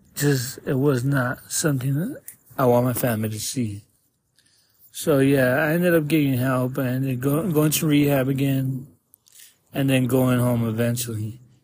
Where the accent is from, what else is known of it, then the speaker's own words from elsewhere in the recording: Tucson, Arizona, United States; I'm from Tucson, 36 years old